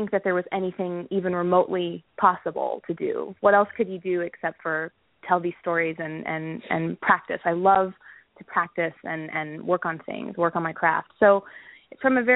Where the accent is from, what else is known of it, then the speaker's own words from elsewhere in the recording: Texas, United States; I grew up in Texas